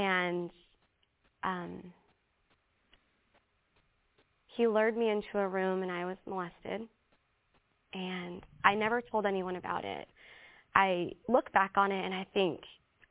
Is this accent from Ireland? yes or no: no; Philippines; I'm Filipino